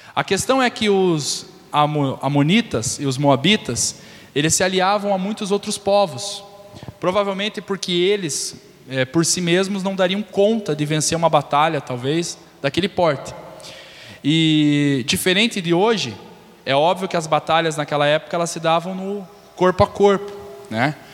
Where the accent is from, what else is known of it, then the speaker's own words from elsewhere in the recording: Brazil; moved away; Eu falo ver na mão porque é meu linguajar, vim do Beraba, então vocês entenderam. Né, nasci no Beraba